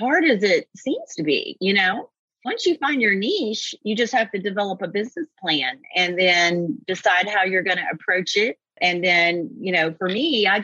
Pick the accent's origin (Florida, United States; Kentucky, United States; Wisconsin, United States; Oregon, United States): Kentucky, United States; I grew up in Kentucky and I went to Eastern Kentucky University.